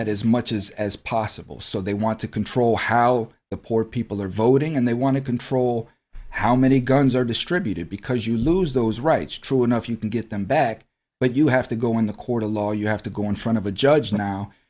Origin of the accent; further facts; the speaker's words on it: United States; We, as American citizens, are born into debt